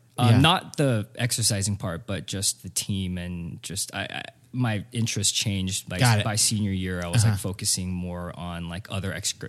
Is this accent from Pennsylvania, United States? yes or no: no; Cerritos, California, United States; So I grew up in Southern California. I'm from Cerritos, California, which is not too far from here.